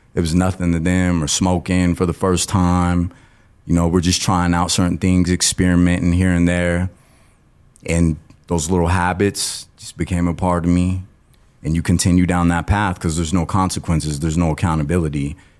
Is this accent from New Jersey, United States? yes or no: no; Colorado Springs, Colorado, United States; I was born and raised in Colorado Springs